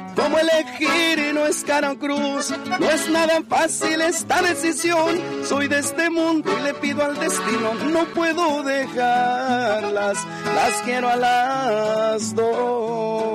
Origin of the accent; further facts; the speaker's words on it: Michoacán, Mexico; Yo soy originario de Michoacán